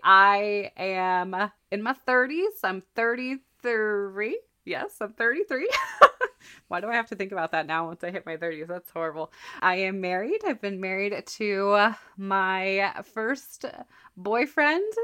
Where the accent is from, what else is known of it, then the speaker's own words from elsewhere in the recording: Colorado, United States; also born or lived in Texas; now in Minnesota, United States; I grew up in Colorado, lived in Texas for a while, and now I'm in Minnesota